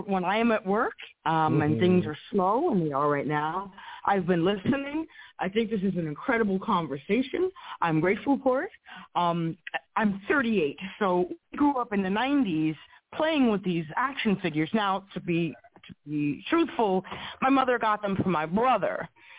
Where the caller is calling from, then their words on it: New York, United States; I'm from New York.